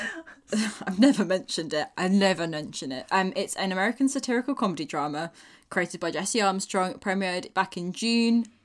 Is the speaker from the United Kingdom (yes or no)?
yes; United Kingdom; being a British person